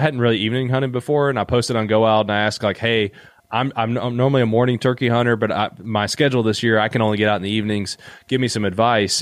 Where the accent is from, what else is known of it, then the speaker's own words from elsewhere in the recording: Eastern Kentucky, United States; I'm from Eastern Kentucky